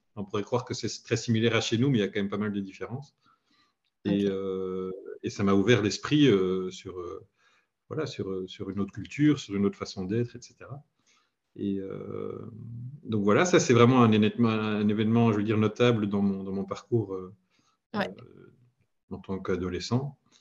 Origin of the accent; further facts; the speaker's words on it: Belgium; j'habite en Belgique, je suis belge